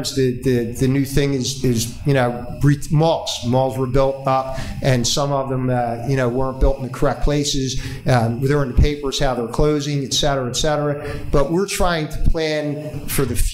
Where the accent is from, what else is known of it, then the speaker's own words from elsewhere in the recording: Deptford, New Jersey, United States; I grew up there. I was born in Deptford